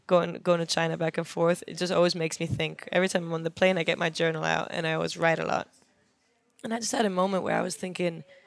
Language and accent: English; Germany; moved away as an adult; also born or lived in London, United Kingdom; now in Los Angeles, United States; I grew up in Germany.